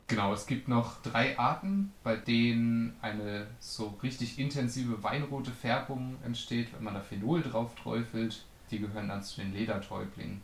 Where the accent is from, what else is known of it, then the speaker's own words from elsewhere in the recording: Northern Germany, Germany; ich komme aus dem Norden.